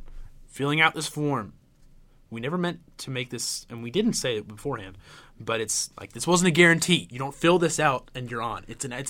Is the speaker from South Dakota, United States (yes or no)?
no; Alabama, United States; I'm from Alabama